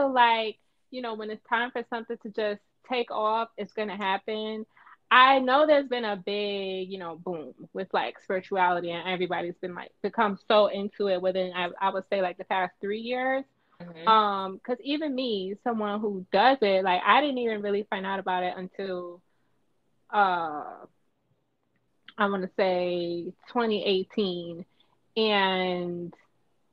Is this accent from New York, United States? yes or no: yes; New York City, New York, United States; now in Baton Rouge, United States; I'm from Brooklyn and the Bronx, originally